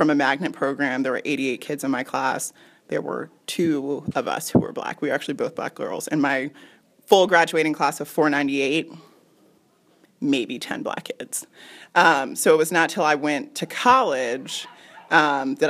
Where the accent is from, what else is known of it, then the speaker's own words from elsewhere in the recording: suburban Virginia, United States; moved away; My parents still live in the same house that I grew up in. So we've been in the same house for like 26 years or so. My parents are from Brooklyn, New York. Like, they both were born and raised in Brooklyn. And we moved to suburban Virginia